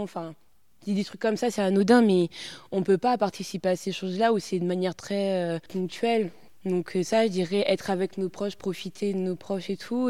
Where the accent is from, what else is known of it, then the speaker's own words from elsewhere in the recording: Poitiers, Nouvelle-Aquitaine, France; moved away as an adult; also born or lived in Grenoble; je suis originaire de Poitiers. Je suis née à Poitiers.